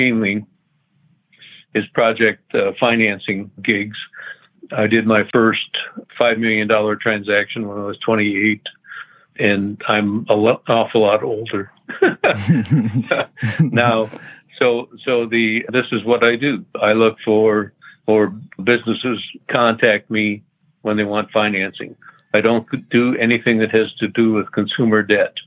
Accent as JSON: {"language": "English", "region": "Minnesota", "country": "United States", "tie": "born or raised there", "moved": "as an adult", "lives_now": "Texas, United States", "said": "I'm a native Minnesotan person"}